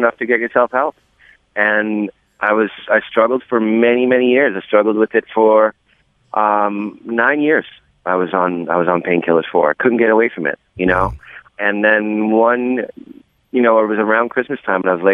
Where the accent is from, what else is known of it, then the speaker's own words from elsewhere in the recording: New York City, New York, United States; being a New Yorker and living here and living across the water in downtown Brooklyn